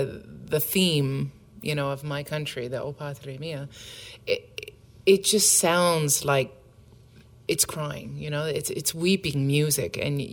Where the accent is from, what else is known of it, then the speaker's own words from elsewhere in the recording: United States; moved away as an adult; now in Canada; I'm American by birth, but I moved to Canada for my husband